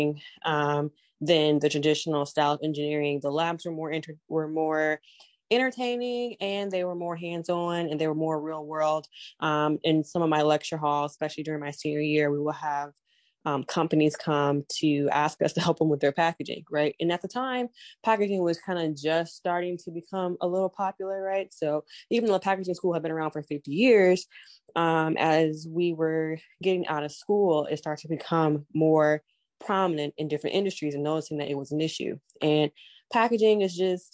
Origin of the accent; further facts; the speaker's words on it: Southfield, Michigan, United States; I grew up in Southfield, Michigan, right outside of Detroit, Michigan